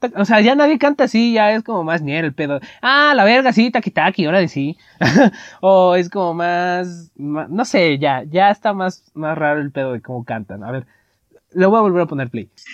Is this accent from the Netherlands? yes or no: no; Veracruz, Mexico; accent: costeño; en Veracruz, o sea, que nosotros hablábamos ahí como los costeños